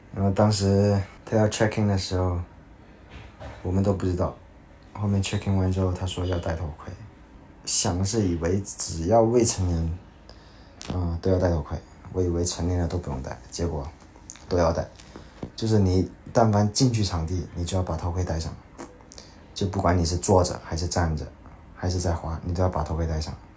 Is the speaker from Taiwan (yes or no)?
no; China; 他们也会问你你是哪里的，然后。就跟他回答，然后他们说啊，Chinese，